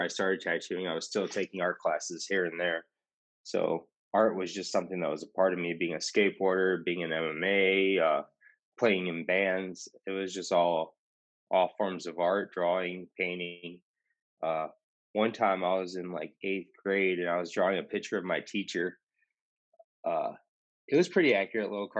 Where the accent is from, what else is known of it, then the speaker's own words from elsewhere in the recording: Rockford, Illinois, United States; now in Austin, United States; The shop that I first got my apprenticeship at was called Skin Candy in Rockford, Illinois, and that's my hometown